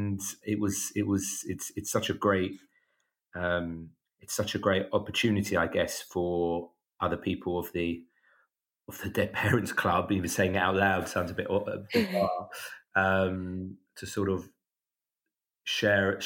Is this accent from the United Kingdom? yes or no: yes; London, United Kingdom; I'm from North London